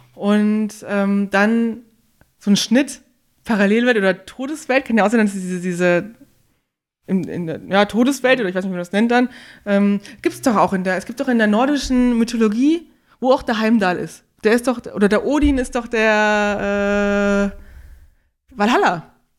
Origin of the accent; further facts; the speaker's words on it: Northern Hesse, Germany; ich komme aus Nordhessen, da sagt man immer 100%.